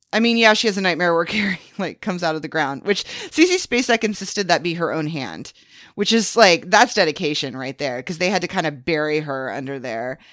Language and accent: English; the Bible Belt, United States; growing up in the Bible Belt